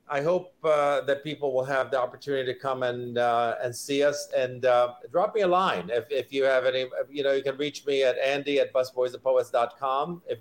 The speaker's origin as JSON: {"language": "English", "country": "Iraq", "second_language": "English", "moved": "yes", "said": "I'm an immigrant. Uh, I came from Iraq originally"}